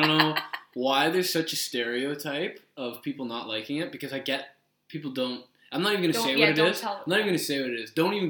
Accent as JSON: {"language": "English", "town": "Toronto", "region": "Ontario", "country": "Canada", "moved": "yes", "said": "I'm from Toronto."}